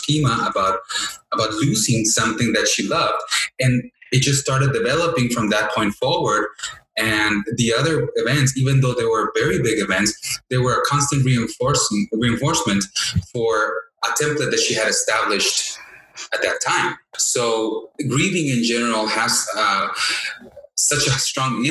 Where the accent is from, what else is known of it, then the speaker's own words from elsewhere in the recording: Mexico; I was raised in Mexico, so I remember, in elementary school, building altars